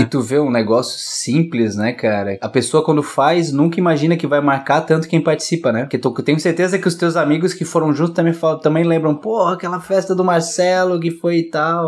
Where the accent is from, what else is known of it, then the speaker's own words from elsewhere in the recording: Curitiba, Paraná, Brazil; now in Florianópolis, Brazil; Eu também sou de Curitiba